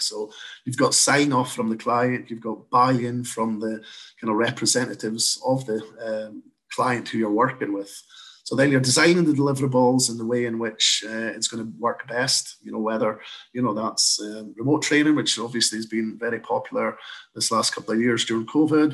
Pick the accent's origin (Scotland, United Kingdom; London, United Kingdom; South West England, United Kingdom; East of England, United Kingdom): Scotland, United Kingdom; moved away as an adult; now in Canada; I've got a slight accent. So, uh, I'm originally from Scotland, moved across to Canada in 2013 to set up Electra here.